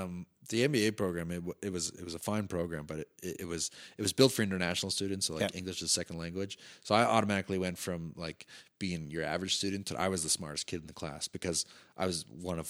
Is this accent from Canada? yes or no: yes; Calgary, Alberta, Canada; So I wanted something that really represented Calgary and represented me as a Calgarian traveling around